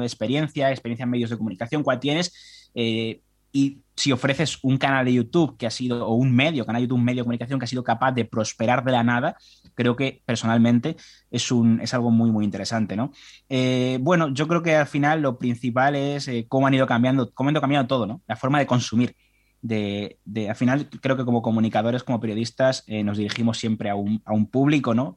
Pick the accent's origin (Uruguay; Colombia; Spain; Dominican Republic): Spain; como español y consumidor habitual de prensa